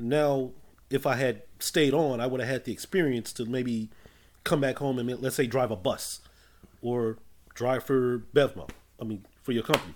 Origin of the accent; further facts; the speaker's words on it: Inglewood, California, United States; also born or lived in South Central Los Angeles / Hawthorne; Well, I am from Inglewood. More or less, that's where I grew up for the most part. Lifelong Los Angelino